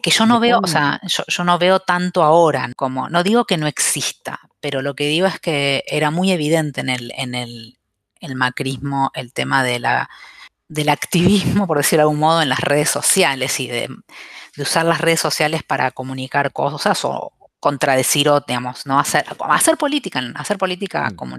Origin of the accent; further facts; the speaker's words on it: Avellaneda, Buenos Aires Province, Argentina; yo vivía en Avellaneda, yo soy de Avellaneda en realidad